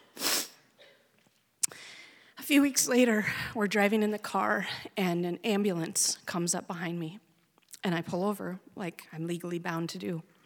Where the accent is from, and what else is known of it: Oregon, United States; born or raised there; moved away